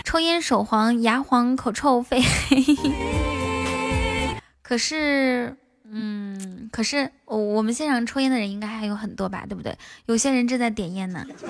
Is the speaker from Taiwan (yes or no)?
no; Inner Mongolia, China; 我是一个内蒙古西北的小姑娘